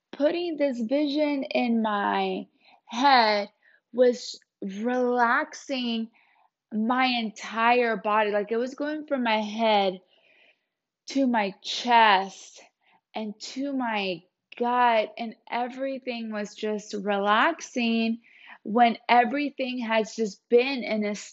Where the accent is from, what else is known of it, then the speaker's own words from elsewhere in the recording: Puerto Rico; moved away; I was born in Puerto Rico, so I lived there for a long time.